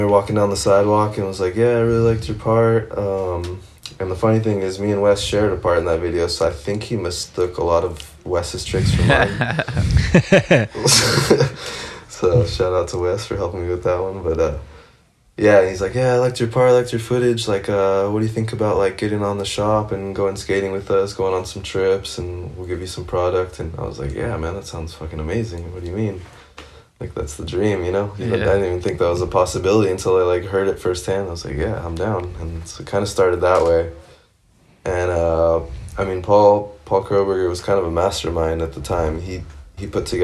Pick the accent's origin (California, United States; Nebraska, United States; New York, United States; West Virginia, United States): California, United States; San Diego; moved away as an adult; now in Barcelona, Spain; I grew up in San Diego